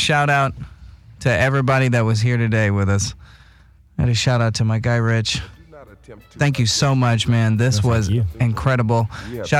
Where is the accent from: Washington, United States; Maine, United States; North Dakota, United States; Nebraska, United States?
North Dakota, United States; West Fargo; moved away; also born or lived in Los Angeles; As a kid from North Dakota